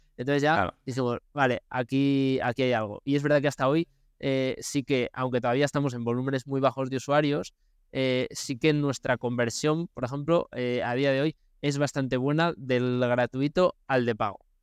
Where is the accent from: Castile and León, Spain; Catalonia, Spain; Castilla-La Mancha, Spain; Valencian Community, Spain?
Castile and León, Spain; León; also born or lived in United States; Nosotros somos de León y estamos en León